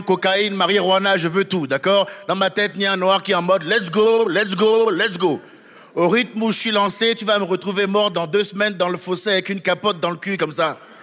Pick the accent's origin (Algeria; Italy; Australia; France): France; moi, en tant que Français